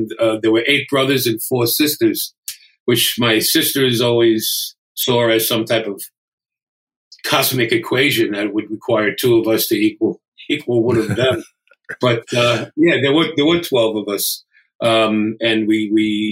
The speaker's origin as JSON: {"language": "English", "town": "New York City", "region": "New York", "country": "United States", "tie": "born or raised there", "also_born_or_lived": "Brooklyn", "said": "So we then moved just down the other side of the Brooklyn border into Queens, into like South Ozone Park"}